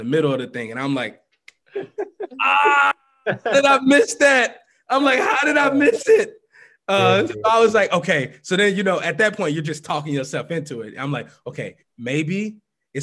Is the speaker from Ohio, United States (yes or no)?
no; St. Louis, Missouri, United States; moved away as an adult; also born or lived in Minneapolis, Minnesota; now in Minnesota, United States; I grew up in St. Louis